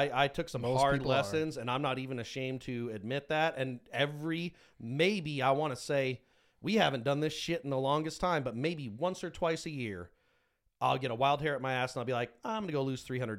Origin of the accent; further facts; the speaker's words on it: United States; Yeah, I'm American. I don't want to live anywhere else full time.